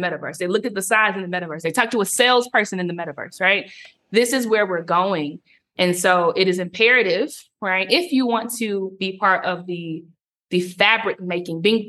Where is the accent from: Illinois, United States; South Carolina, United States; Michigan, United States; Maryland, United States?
South Carolina, United States; moved away as an adult; also born or lived in Cape Town, South Africa; now in Nairobi, Kenya; I am that girl from South Carolina